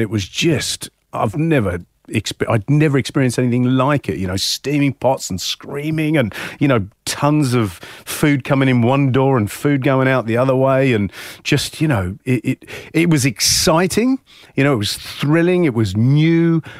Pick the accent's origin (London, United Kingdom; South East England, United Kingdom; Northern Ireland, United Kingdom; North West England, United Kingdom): South East England, United Kingdom; Hayling Island; I think we lived a very lucky childhood growing up on Hailing.